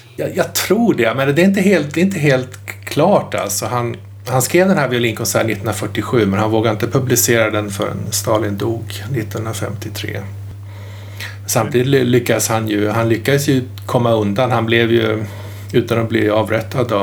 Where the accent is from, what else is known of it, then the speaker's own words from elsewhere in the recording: Malmköping, Södermanland, Sweden; hemma i Malmköping